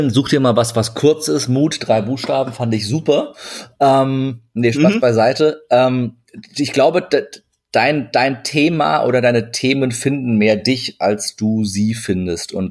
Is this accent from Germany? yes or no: no; Turkey; zur Not sage ich immer, ich bin, ich bin, ich bin Türke, ich darf das.